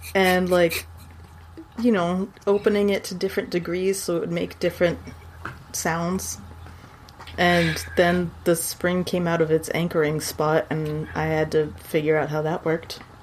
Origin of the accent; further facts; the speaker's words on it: San Antonio, Texas, United States; moved away; in Texas, in San Antonio, even because that's where I was born